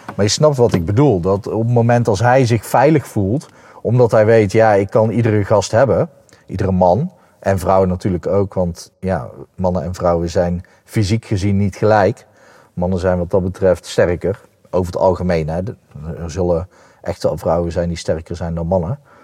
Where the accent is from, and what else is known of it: Breda, North Brabant, Netherlands; accent: soft G from Breda